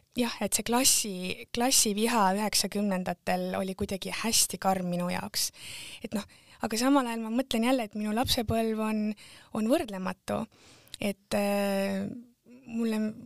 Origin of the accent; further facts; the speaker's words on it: Tartu, Tartu County, Estonia; moved away as an adult; also born or lived in England / Setomaa; mina olen pärit Tartu äärelinnast